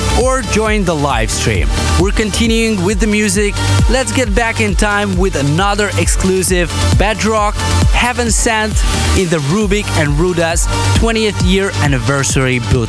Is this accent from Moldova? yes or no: yes; Moldova; my home country, Moldova